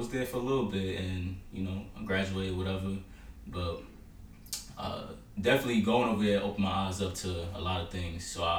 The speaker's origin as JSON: {"language": "English", "town": "New York City", "region": "New York", "country": "United States", "tie": "born or raised there", "lives_now": "Baldwin, New York, United States", "said": "But originally, I was born and raised in Queens."}